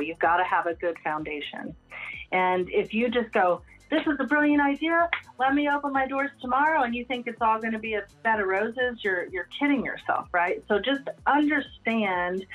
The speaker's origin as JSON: {"language": "English", "town": "Lubbock", "region": "Texas", "country": "United States", "tie": "born or raised there", "said": "I've attempted to leave Lubbock and move in to different parts of the United States. And I would say my roots are firmly planted here. I can't seem to, you know, not make this my hometown"}